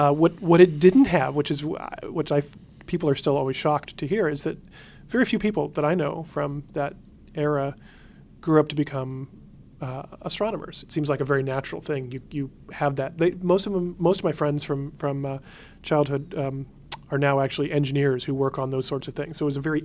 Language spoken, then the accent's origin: English; Huntsville, Alabama, United States; I grew up in Huntsville, Alabama, which is where they were building the Saturn V rockets to go to the moon at the time.